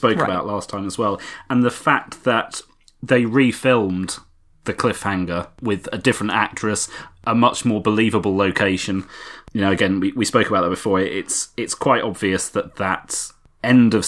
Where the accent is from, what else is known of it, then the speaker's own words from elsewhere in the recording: United Kingdom; a Brit who was 12 at the time